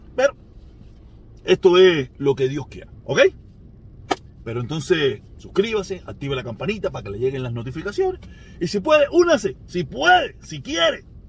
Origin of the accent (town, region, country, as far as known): Cuba